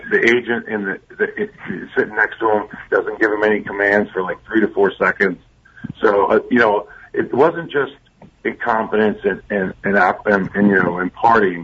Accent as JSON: {"language": "English", "town": "Ridley Park", "region": "Pennsylvania", "country": "United States"}